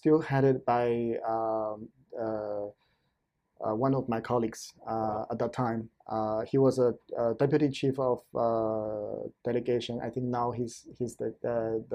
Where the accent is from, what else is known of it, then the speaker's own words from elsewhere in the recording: China; moved away as an adult; also born or lived in Seattle, Washington; now in United States; I'm Chinese American. I came to the United States as an immigrant when I was 20 years old